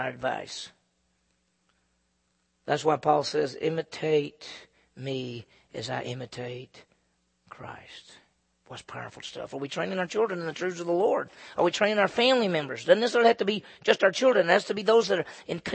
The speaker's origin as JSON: {"language": "English", "town": "Meridian", "region": "Mississippi", "country": "United States", "tie": "born or raised there", "moved": "yes", "said": "my hometown in those days was Meridian, Mississippi"}